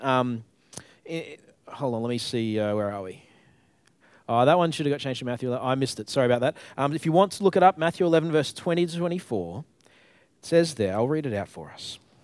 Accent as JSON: {"language": "English", "region": "Queensland", "country": "Australia", "tie": "born or raised there", "moved": "as an adult", "lives_now": "Tasmania, Australia", "said": "I grew up in Queensland"}